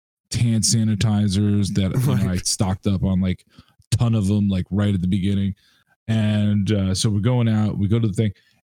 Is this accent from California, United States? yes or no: no; New York City, New York, United States; when I was a kid growing up in New York City